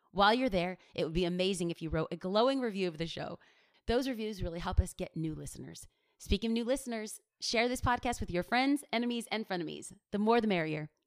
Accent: Los Angeles, California, United States; I'm a girl from East

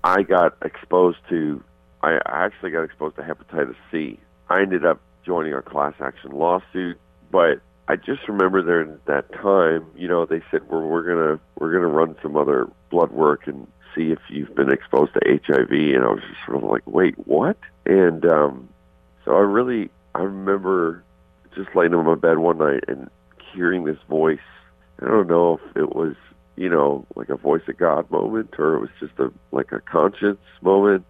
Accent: Canada; moved away; also born or lived in Arizona; I'm Canadian.

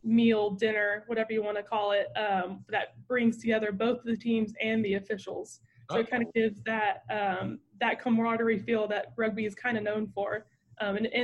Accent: Mesquite, Texas, United States; but I'm from Mesquite. So I would say growing up in Mesquite

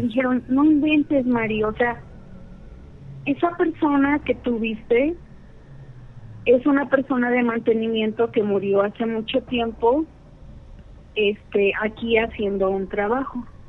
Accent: Querétaro, Mexico; De Querétaro, Querétaro

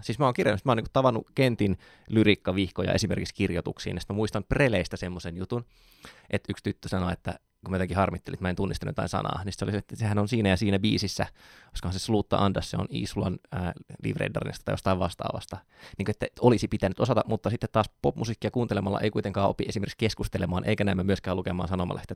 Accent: Joensuu, North Karelia, Finland; mä oon Joensuusta

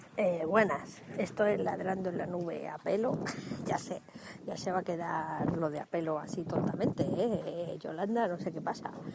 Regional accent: Dúrcal, Andalusia, Spain; en Andalucía, que es donde me corresponde a mí, puesto que yo soy de Durcal

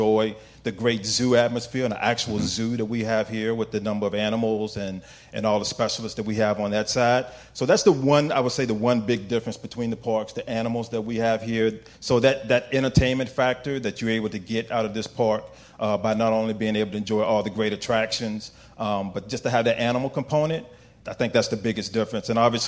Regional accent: Virginia, United States; So I'm originally from Virginia.

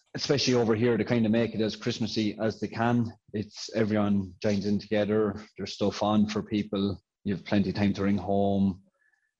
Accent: County Offaly, Ireland; I'm a corporal in the Defence Forces, and I'm from Bracknah in County Offaly

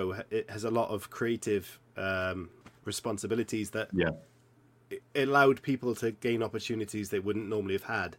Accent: Welsh, Wales, United Kingdom; I'm Welsh

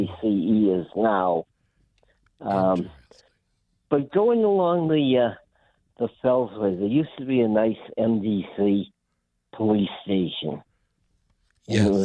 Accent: Medford, Massachusetts, United States; now in Woburn, United States; I grew up in Medford. I was born at the Lawrence Memorial Hospital

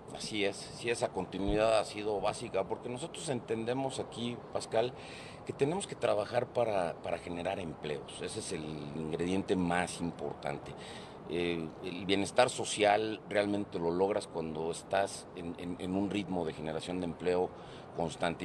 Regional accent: Mexico; los mexicanos

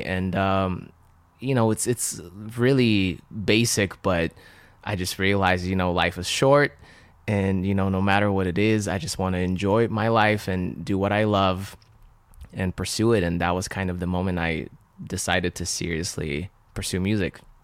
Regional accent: Russia; first language Russian; English is a second language; moved away; I was born and raised in Russia speaking uh, Russian. So I couldn't even speak or understand English

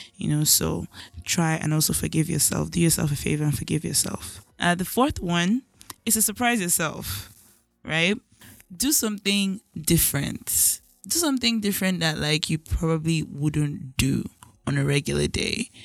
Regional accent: Nigeria; as a Nigerian child

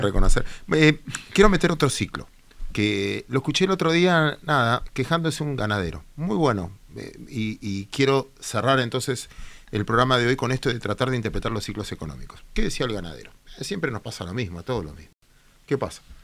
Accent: Mar del Plata, Buenos Aires Province, Argentina; como marplatense

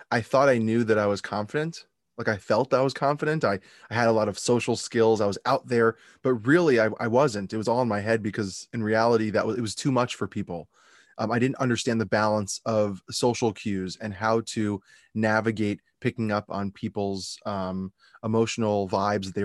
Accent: West Hempstead, New York, United States; originally from, from Long Island, New York.

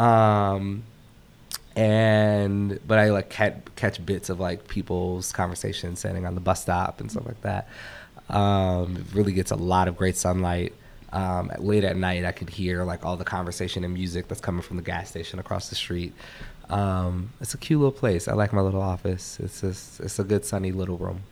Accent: Minneapolis, Minnesota, United States; moved away; I live in Minneapolis where I'm from

